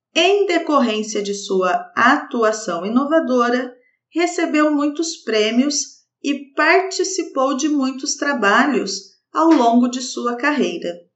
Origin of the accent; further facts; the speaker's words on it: Brazil; sou brasileira